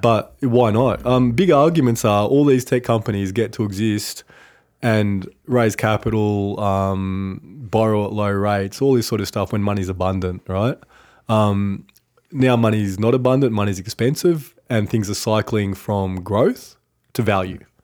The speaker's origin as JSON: {"language": "English", "town": "Cooma", "region": "New South Wales", "country": "Australia", "tie": "born or raised there", "said": "Kuma, my hometown"}